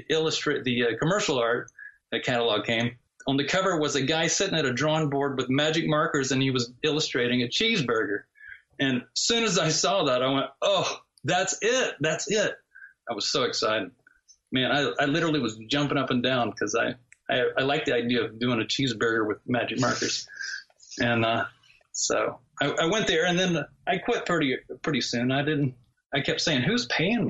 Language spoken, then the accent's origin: English; the South, United States; moved away as an adult; also born or lived in Los Angeles, California; I grew up in the South, and that's the Bible Belt